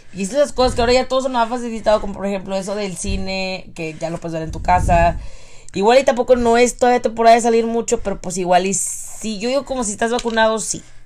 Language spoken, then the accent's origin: Spanish; Mexico; now in United States; nací en México